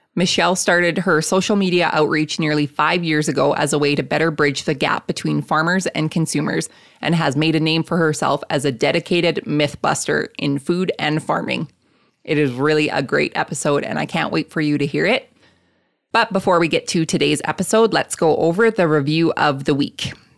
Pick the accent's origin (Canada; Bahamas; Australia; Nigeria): Canada; Lethbridge, Alberta; I grew up in Lethbridge, Alberta